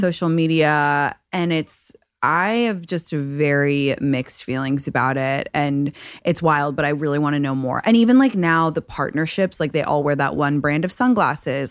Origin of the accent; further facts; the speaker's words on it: London, United Kingdom; now in Los Angeles, United States; I'm from London and I live in Los Angeles currently